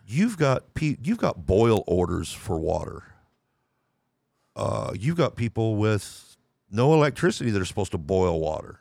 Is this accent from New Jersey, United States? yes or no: no; Lubbock, Texas, United States; moved away as an adult; I was born in Lubbock, Texas. I still consider myself a Texan